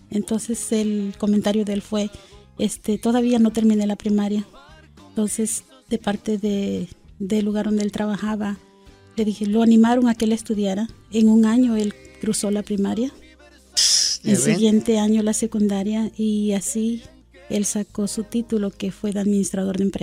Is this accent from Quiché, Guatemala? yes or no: no; Guatemala City, Guatemala Department, Guatemala; born there; Nací en la capital de Guatemala.